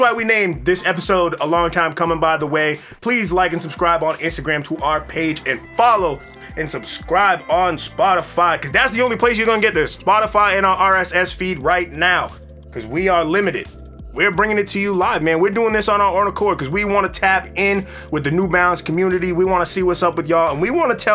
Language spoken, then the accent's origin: English; Methuen, Massachusetts, United States; also born or lived in Lawrence, Massachusetts; I'm from Methuen, 978 area